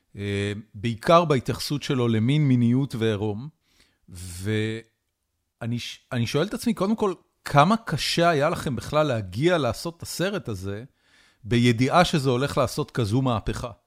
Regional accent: Haifa, Haifa District, Israel; אני גדלתי בחיפה

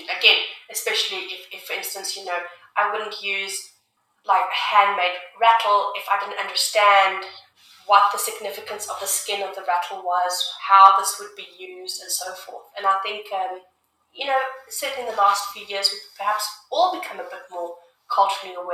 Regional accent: South Africa; also born or lived in United Kingdom; now in Canada; I grew up in South Africa

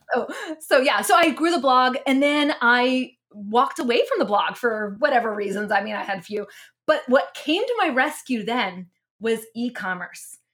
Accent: Mennonite area of Pennsylvania, United States; also born or lived in New Jersey; now in Texas, United States; I was raised, um, in the Mennonite area of Pennsylvania

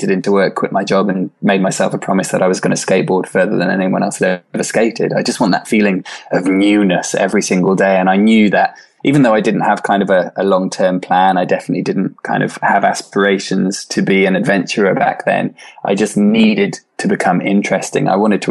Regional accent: Swansea, Wales, United Kingdom; I returned to my hometown, Swansea in South Wales

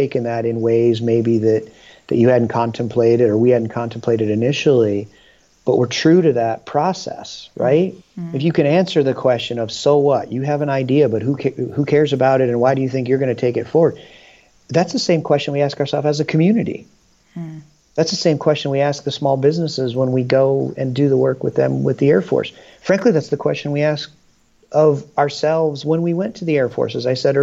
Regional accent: Michigan, United States; now in Dayton, United States; I was born in Michigan

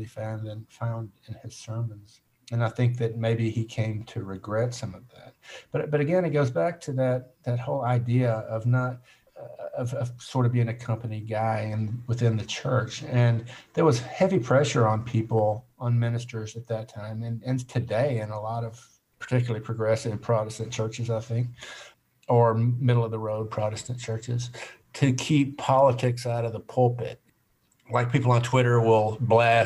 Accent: Birmingham, Alabama, United States; I was born just outside Birmingham and lived all over North Alabama, but for the most part, consider myself having grown up in Birmingham because that's where I went to high school.

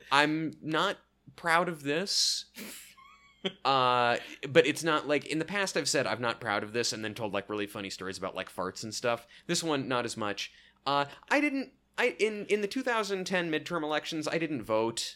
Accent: Oregon, United States; I'm from Oregon

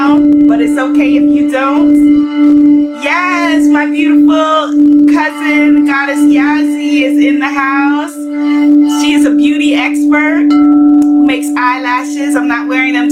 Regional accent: Guyana; The people in Guyana, we come from Ghana in part, amongst other places

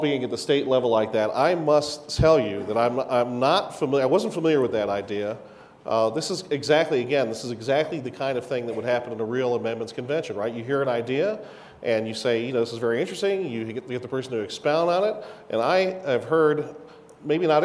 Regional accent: Washington, District of Columbia, United States; moved away; I grew up in Washington, D.C., and I spent a lot of, you know, the first part of my life there

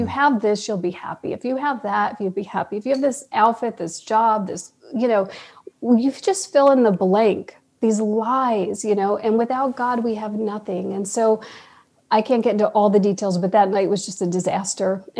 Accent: New York, United States; also born or lived in California; now in Austin, United States; I'm from New York

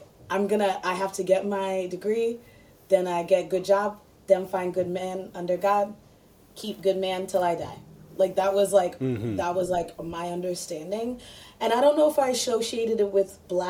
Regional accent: Virginia, United States; my family's from Ghana, but I grew up in Virginia

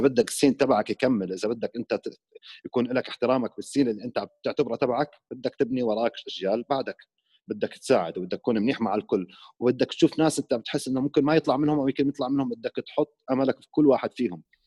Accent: Iraq; moved away as an adult; also born or lived in Jordan / Sweden; now in Amman, Jordan; انا بالاصل بالاصل مو عراقي اصلي اصل سوري مولود

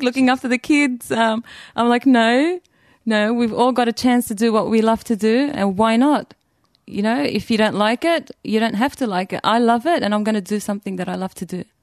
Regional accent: Australia; I was born in Australia, born and raised

